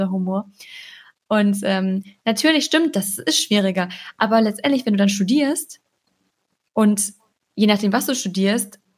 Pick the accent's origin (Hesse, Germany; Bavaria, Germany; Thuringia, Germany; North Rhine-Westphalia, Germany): North Rhine-Westphalia, Germany; born there; ich wurde nur mal hier in NRW geboren, ich kann es jetzt auch nicht ändern.